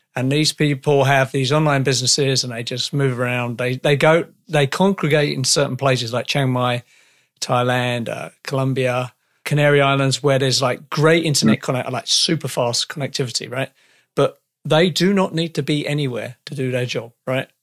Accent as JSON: {"language": "English", "country": "United Kingdom", "moved": "yes", "lives_now": "Canada"}